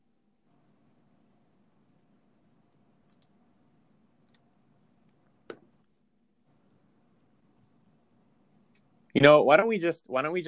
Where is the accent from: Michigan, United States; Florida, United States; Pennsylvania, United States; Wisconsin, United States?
Pennsylvania, United States; Johnstown; I am also hail from Johnstown